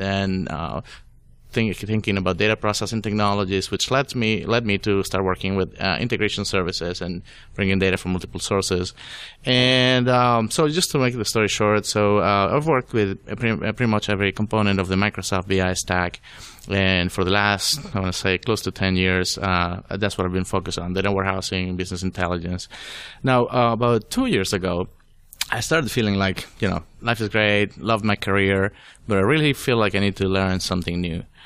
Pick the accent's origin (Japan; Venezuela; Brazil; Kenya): Venezuela; English is a second language; moved away as an adult; also born or lived in Florida, United States; now in Atlanta, United States; I was born in Venezuela